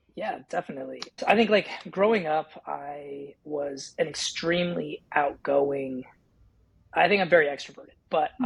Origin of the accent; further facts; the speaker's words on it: California, United States; moved away as an adult; also born or lived in Washington / North Carolina; raised in California